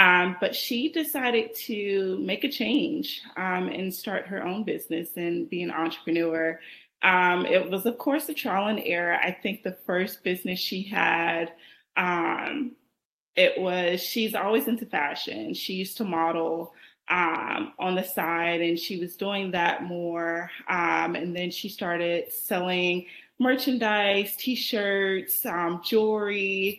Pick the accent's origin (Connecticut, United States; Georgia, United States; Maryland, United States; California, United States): Georgia, United States; Columbus; I was born and raised in Columbus, Georgia. Most people don't even know where that is, but it's about 2 hours from Atlanta south.